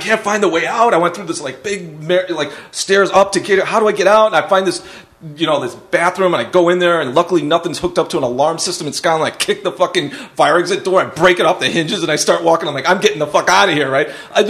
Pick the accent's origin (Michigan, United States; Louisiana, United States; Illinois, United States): Illinois, United States; Chicago; I'm from Chicago.